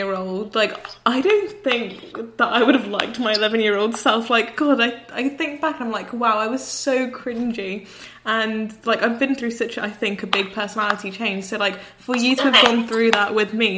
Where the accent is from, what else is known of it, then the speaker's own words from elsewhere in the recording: Birmingham, West Midlands, United Kingdom; we're from Birmingham